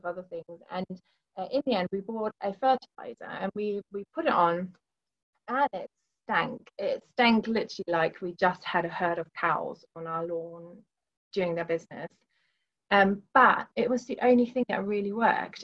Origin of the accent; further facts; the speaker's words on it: Northern Germany, Germany; moved away as an adult; now in Milton Keynes, United Kingdom; I grew up in Germany. My family is in Germany. I moved over to the UK when I was 18